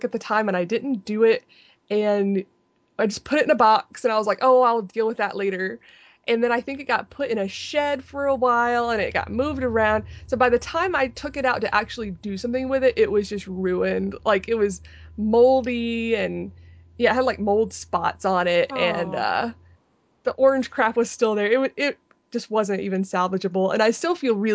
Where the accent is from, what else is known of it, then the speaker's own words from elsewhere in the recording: Anderson, United States; I was in college in my hometown of Anderson, where I grew up